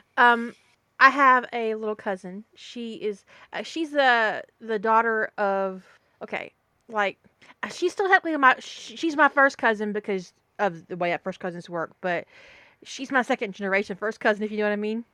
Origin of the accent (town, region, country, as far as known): the South, United States; accent: Southern